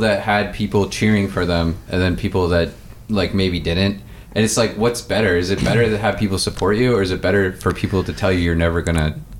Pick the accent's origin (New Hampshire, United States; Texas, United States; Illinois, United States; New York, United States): New Hampshire, United States; also born or lived in Stoughton, Massachusetts; I grew up in New Hampshire eventually.